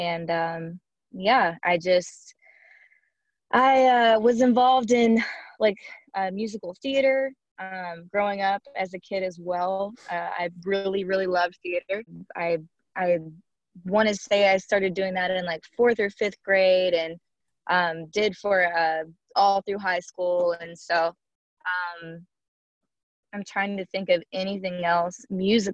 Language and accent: English; Shreveport, Louisiana, United States; I am born and raised in Shreveport, Louisiana